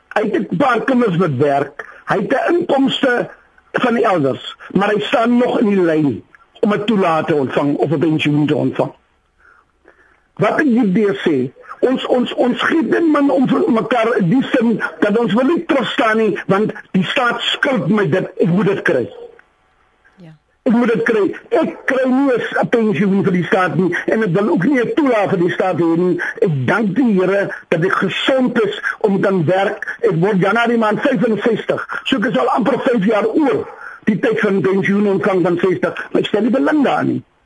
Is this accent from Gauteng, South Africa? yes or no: no; Sandkop, Northern Cape, South Africa; ek is eintlik van Sandkop hier by die dag deurgery, Sandkop die dorpie na Springbok.